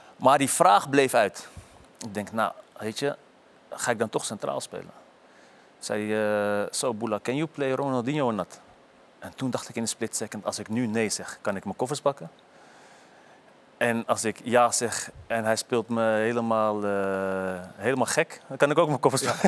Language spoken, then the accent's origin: Dutch; Amsterdam area, North Holland, Netherlands; moved away as an adult; Weg uit de omgeving Amsterdam